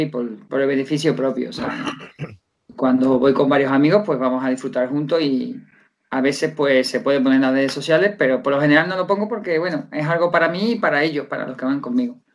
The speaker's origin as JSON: {"language": "Spanish", "town": "Seville", "region": "Andalusia", "country": "Spain", "said": "soy un profesor de Sevilla que llevo dando clases de karate desde hace 12 años"}